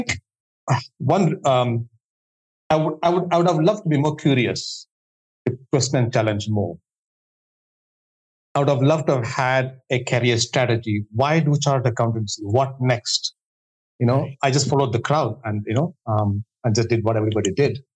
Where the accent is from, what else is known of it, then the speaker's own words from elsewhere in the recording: India; moved away; I come from India, where there's an obsession right from childhood to do extremely well academically